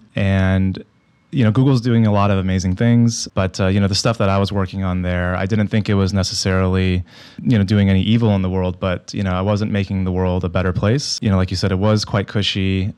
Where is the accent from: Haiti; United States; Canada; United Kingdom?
United States; San Diego, California; I grew up in San Diego